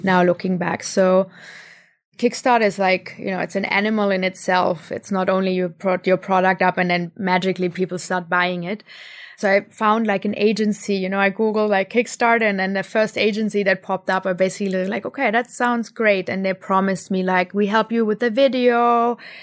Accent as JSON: {"language": "English", "country": "Germany", "tie": "born or raised there", "also_born_or_lived": "India", "moved": "as an adult", "said": "growing up in Germany"}